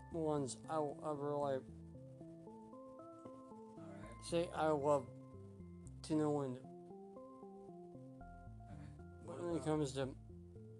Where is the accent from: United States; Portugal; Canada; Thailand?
United States; Evansville, Indiana; I am from Evansville, Indiana. Born and raised